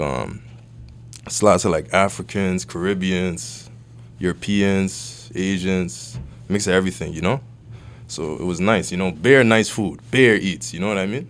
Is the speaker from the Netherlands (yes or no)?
no; Toronto, Ontario, Canada; also born or lived in Vaughan, Ontario / Nigeria (ancestry); I grew up on Western Road. I was there for, like, eleven years